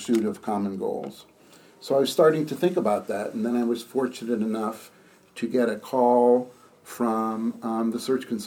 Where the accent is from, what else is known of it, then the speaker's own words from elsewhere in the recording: outside of Boston, Massachusetts, United States; moved away as an adult; also born or lived in Princeton, New Jersey / Nashville, Tennessee; now in Maryland, United States; I grew up outside of Boston and lived there my entire life